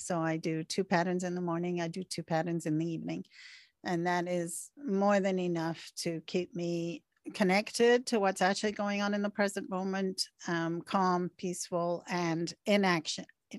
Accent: Canada; I'm Canadian. Canadians have different patterns than we're seeing in America, right?

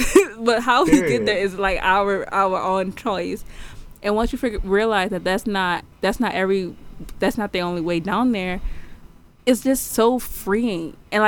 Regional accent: Houston, Texas, United States; also born or lived in New Orleans; I was born in New Orleans and we moved to Houston after Katrina.

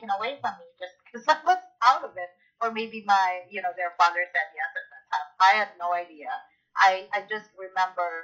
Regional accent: Philippines; moved away as an adult; also born or lived in Canada; now in United States; where I grew up in the Philippines

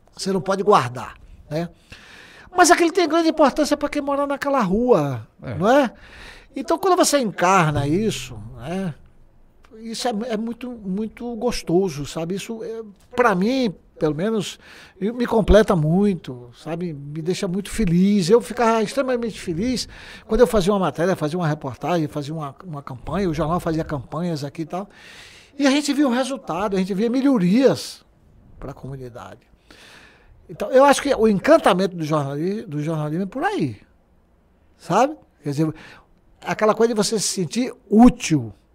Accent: Alagoinhas, Bahia, Brazil; also born or lived in Salvador; Eu sou de Alagoinhas que eu vivi em Alagoinhas até os 14 anos de idade.

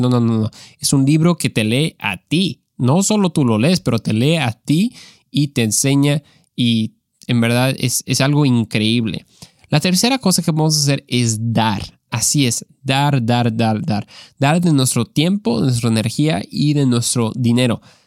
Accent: Mexico; creciendo en México

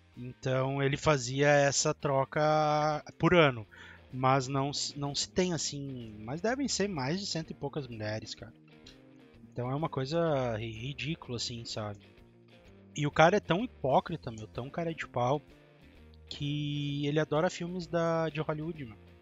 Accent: Porto Alegre metropolitan region, Rio Grande do Sul, Brazil; nós somos do Rio Grande do Sul, tá? Da região metropolitana de Porto Alegre.

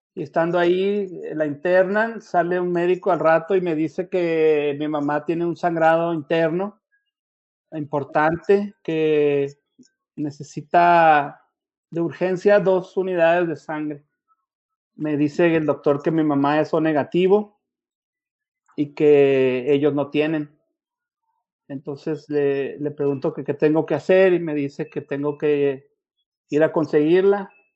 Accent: Chihuahua, Mexico; moved away as an adult; now in El Paso, United States; yo soy originario de Chihuahua, tengo 20 años en Estados Unidos

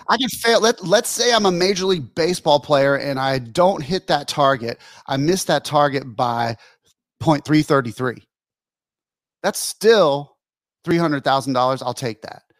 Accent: Pensacola, Florida, United States; Colin and I grew up here in Pensacola, Florida

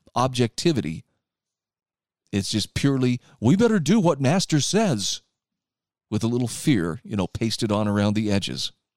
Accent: Utah, United States; my home state of Utah

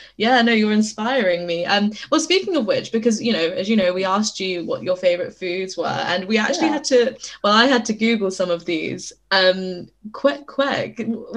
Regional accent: United Kingdom; accent: British; my British accent

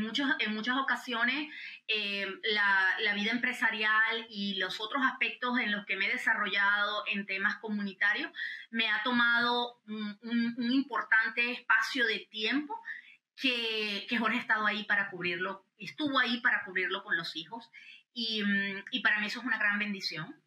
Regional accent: Venezuela; now in United States; nosotros como venezolanos americanos

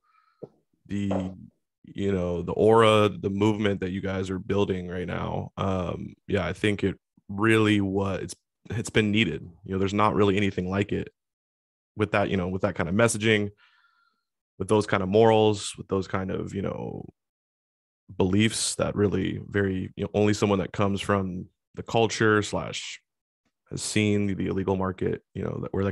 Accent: Washington, United States; my home state, Washington State

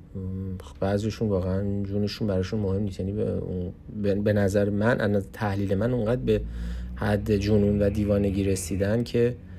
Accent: Iran; moved away as an adult; now in Canada

